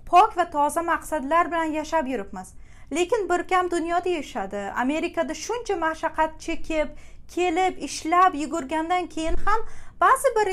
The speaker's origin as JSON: {"language": "Uzbek", "country": "Uzbekistan", "moved": "yes", "lives_now": "New York, United States", "said": "o'zbekman deb g'ururlanib yashashda davom etamiz"}